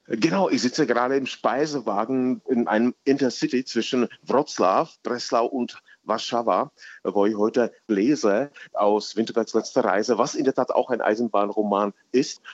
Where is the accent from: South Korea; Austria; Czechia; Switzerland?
Czechia; edge of the Königgrätz battlefield, Hradec Králové Region; German is a second language; now in Berlin, Germany; ich bin tatsächlich am Rand von diesem Schlachtfeld aufgewachsen